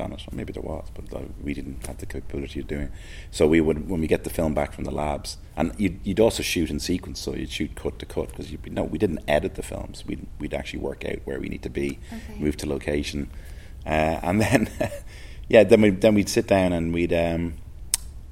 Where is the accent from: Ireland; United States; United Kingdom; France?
Ireland; Dublin, Leinster; also born or lived in Delgany; I was born in Dublin. Moved around a little as a child. I lived on the north side for the first 6 months of my life, then moved kind of south side